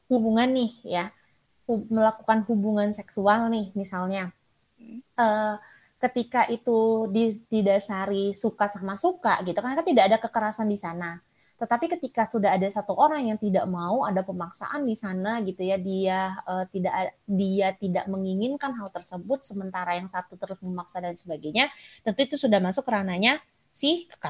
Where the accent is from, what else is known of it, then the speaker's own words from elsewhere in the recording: Sumatra, Indonesia; saya dari Sumatera